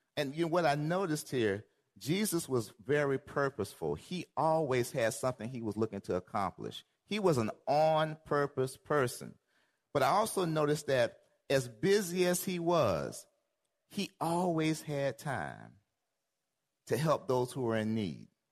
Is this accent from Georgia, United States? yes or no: yes; Georgia, United States; I'm from Georgia